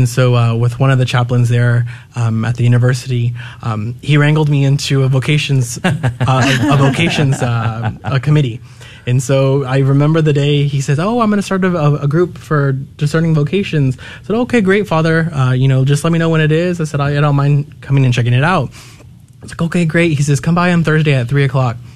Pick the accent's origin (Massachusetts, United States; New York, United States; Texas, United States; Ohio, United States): Texas, United States; New Braunfels; I'm from New Braunfels, Texas. Mm. So, grown up in the local area